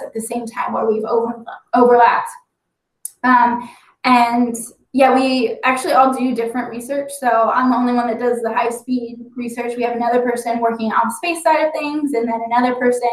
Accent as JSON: {"language": "English", "town": "Dayton", "region": "Ohio", "country": "United States", "tie": "born or raised there", "said": "I grew up outside Wright-Patterson Air Force Base. That's home for me"}